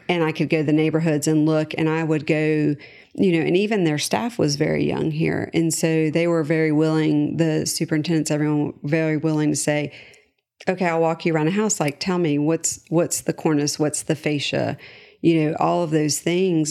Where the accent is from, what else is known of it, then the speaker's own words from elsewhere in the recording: Charlotte, North Carolina, United States; I was born and raised in Charlotte.